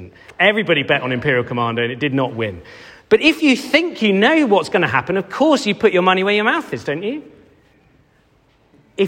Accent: Cheltenham, South West England, United Kingdom; I grew up in Cheltenham

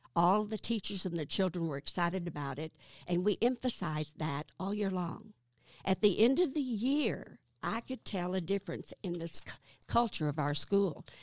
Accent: south of Highfill, Arkansas, United States; also born or lived in Burlington, Iowa; I was born in Iowa. Burlington, Iowa, and my family moved to Arkansas the summer that I turned seven. When, uh, I grew up on a farm just south of Highfall

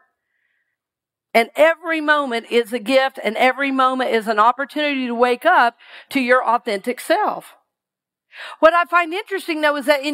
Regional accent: Georgia, United States; moved away as an adult; also born or lived in Seattle; I grew up in Georgia

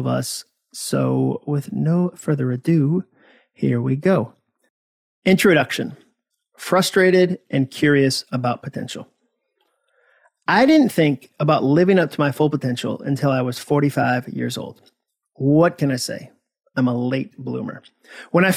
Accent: Hudson, Massachusetts, United States; moved away as an adult; also born or lived in Birmingham, Alabama; I had arrived in Alabama from my hometown of Hudson, Massachusetts

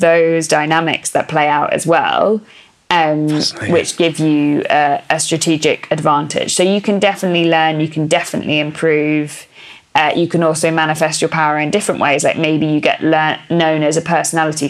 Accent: England, United Kingdom; accent: BBC English; first language English; I have a kind of BBC English accent

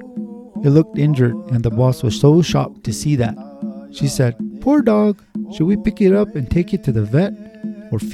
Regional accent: Santa Ana Pueblo, New Mexico, United States; also born or lived in Denver; I was raised in the Pueblo of Santa Ana.

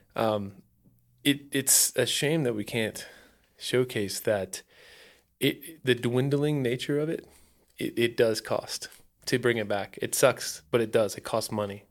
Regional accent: Ohio, United States; now in Phoenix, United States; I grew up in Ohio. There's no, there's zero wilderness.

